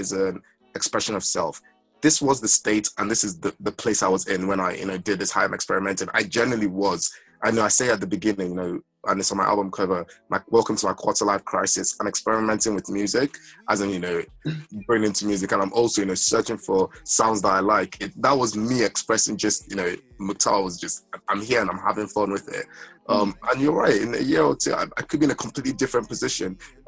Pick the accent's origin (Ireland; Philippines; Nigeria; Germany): Nigeria; now in United Kingdom; I'm not just British, right? I'm only a British resident, and I'm a Nigerian international